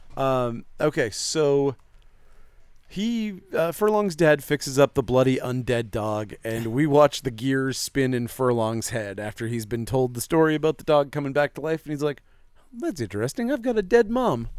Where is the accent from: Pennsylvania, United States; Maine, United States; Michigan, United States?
Maine, United States; Presque Isle; born or raised there; accent: Maine